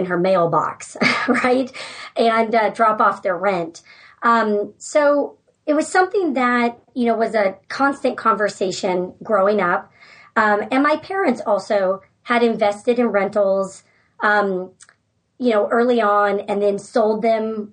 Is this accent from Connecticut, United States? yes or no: no; San Francisco Bay Area, California, United States; moved away as an adult; also born or lived in Georgia; now in Alaska, United States; I'm from the San Francisco Bay Area